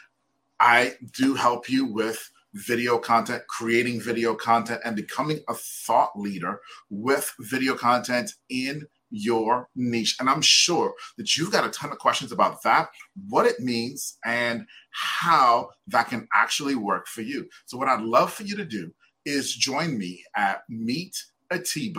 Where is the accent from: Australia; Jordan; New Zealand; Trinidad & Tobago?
Trinidad & Tobago; now in United States; I'm originally from Trinidad.